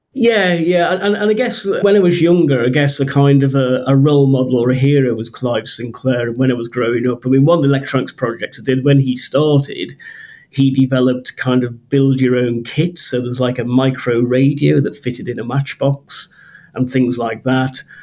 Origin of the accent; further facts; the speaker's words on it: Liverpool, North West England, United Kingdom; moved away as an adult; also born or lived in Coventry / Norfolk; I grew up in Liverpool